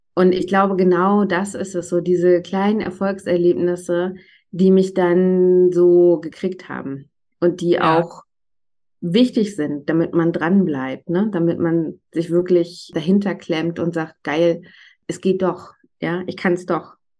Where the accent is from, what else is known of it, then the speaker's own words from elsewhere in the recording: Northern Germany, Germany; accent: Northern German; moved away as an adult; now in Berlin, Germany; Ich bin äh, gebürtiges Nordlicht, manchmal kommt das sozusagen akustisch auch ein bisschen durch, bin aber seit 17 Jahren in Berlin